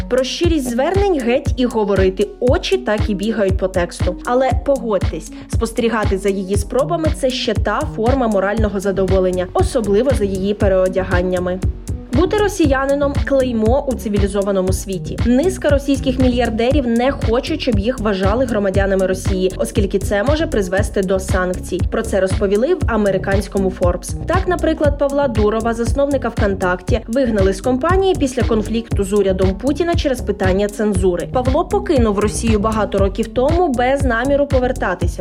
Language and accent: Ukrainian; Ukraine; Ми з України